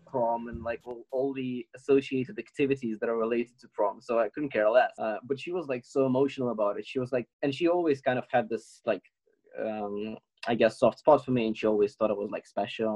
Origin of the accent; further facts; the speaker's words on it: Ukraine; now in United Kingdom; coming from Ukraine